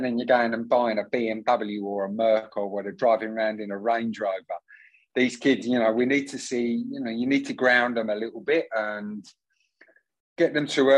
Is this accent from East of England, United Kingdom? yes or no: yes; Southend-on-Sea, East of England, United Kingdom; I'm a Southend boy. I grew up down there